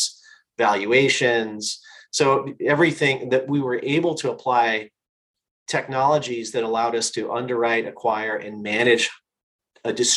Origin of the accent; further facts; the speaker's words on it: Northwest Indiana, United States; I grew up in a small town in Northwest Indiana